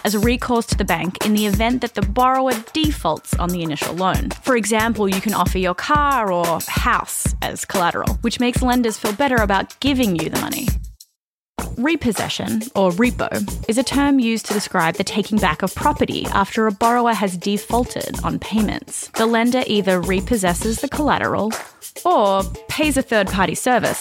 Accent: Australia; moved away as an adult; now in United States; I'm from Australia. I moved to the US about 6 years ago.

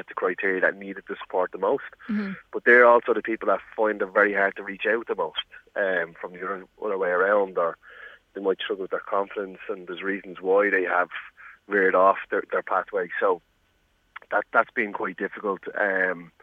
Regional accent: Dublin, Leinster, Ireland; I'm from Ballymun, I can say it's the impoverished community

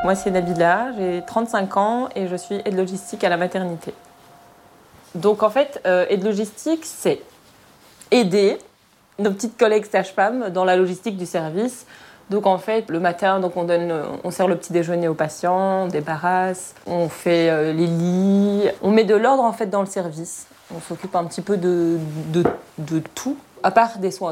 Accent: Morocco; now in Brussels, Belgium; je suis marocaine

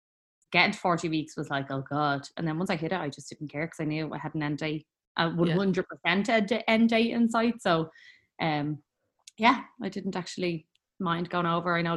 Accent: Dublin, Leinster, Ireland; I am from Talla in Dublin

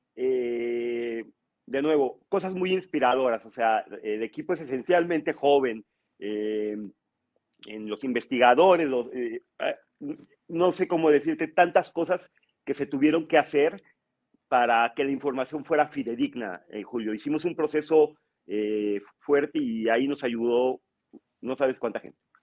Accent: Mexico

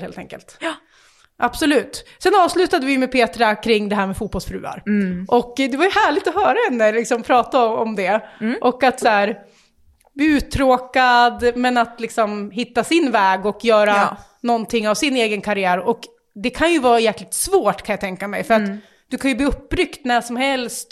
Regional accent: Västerås, Västmanland, Sweden; vi är västeråsare

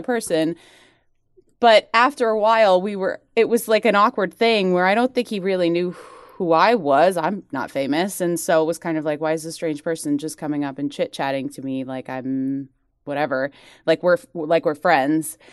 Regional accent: United States; now in United Kingdom; I'm American

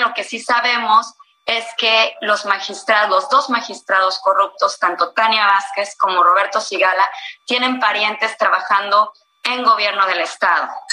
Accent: Mexico

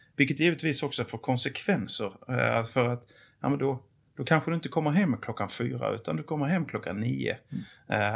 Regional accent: Åhus, Skåne, Sweden; moved away; also born or lived in Torsebro; jag är född i Torsebro. Jag är uppväxt i Åhus och Kristianstad kommun.

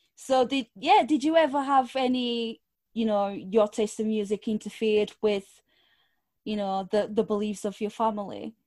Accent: Lisbon, Portugal; English is a second language; moved away; I was born in Portugal, but my mum's side of the family is from Angola, Africa.

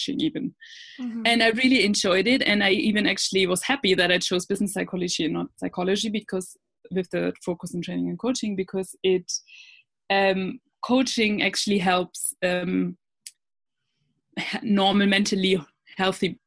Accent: Germany; moved away as an adult; also born or lived in Australia; I'm originally from Germany

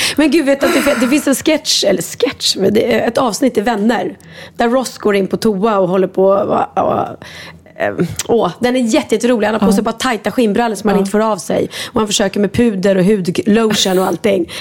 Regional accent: Sweden; Jag är svensk

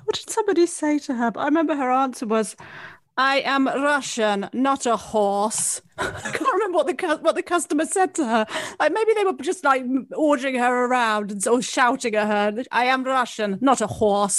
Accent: England, United Kingdom; I am English, not a horse.

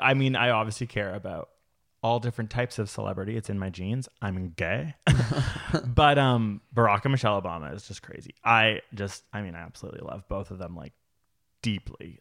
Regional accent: Canada; I'm Canadian

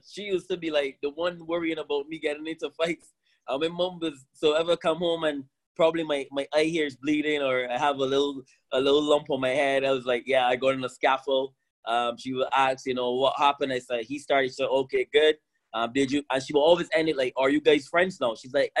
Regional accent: Barbados; growing up in Barbados was absolutely amazing. I was raised by six women, my grandmother and her five daughters, including my mom.

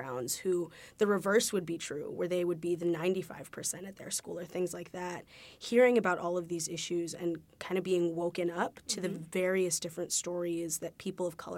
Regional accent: Los Angeles, California, United States; moved away as an adult; I'm from Los Angeles

